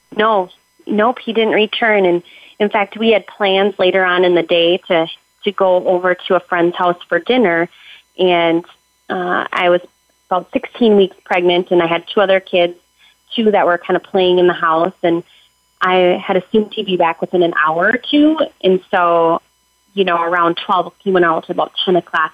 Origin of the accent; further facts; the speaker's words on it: Minnesota, United States; I am from Minnesota